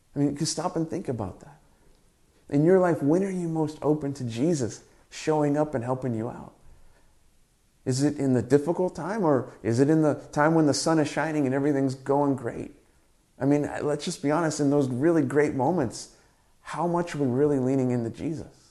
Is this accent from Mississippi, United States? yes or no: no; Southern California, United States; moved away as an adult; now in Canada; Growing up in Southern California